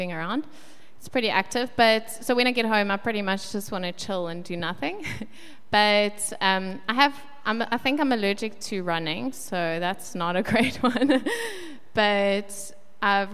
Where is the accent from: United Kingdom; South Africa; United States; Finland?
South Africa; Westville, KwaZulu-Natal; also born or lived in Kloof; now in Pinetown, South Africa; at the moment, we live in Pinetown. I grew up in Westville, went to school in Kloof